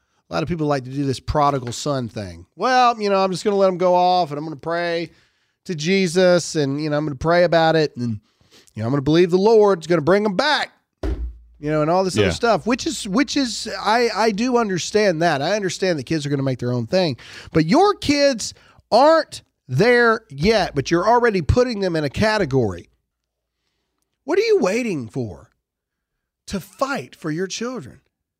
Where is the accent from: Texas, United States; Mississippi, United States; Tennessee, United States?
Mississippi, United States; I'm from Mississippi. I know the difference.